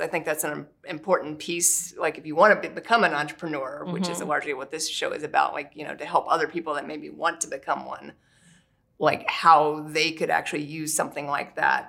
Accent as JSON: {"language": "English", "region": "Midwest", "country": "United States", "tie": "born or raised there", "said": "I grew up in the Midwest."}